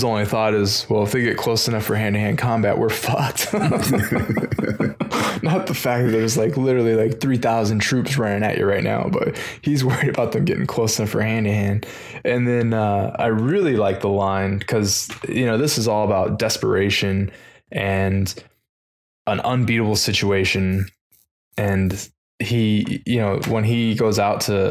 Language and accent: English; United States